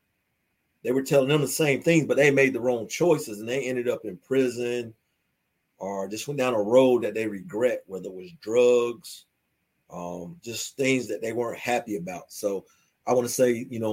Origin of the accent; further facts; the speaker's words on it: Fayetteville, North Carolina, United States; I'm from Fayetteville, North Carolina